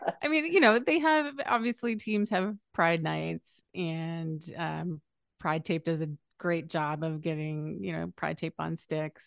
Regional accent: Canada; moved away as an adult; now in California, United States; I'm Canadian

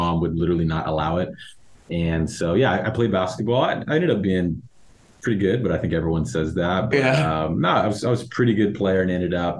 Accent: Dallas, Texas, United States; moved away as an adult; also born or lived in Oklahoma; my family's all from Southern California. So although I was raised in Dallas

